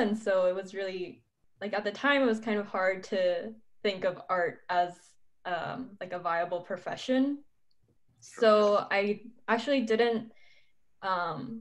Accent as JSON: {"language": "English", "town": "San Diego", "region": "California", "country": "United States", "tie": "born or raised there", "also_born_or_lived": "Ibaraki, Japan / Michigan / Los Angeles", "said": "most of my life I grew up in San Diego up until high school."}